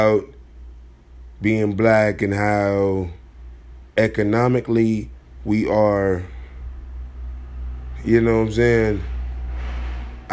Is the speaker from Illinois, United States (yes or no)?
yes; Chicago, Illinois, United States; I'm from Chicago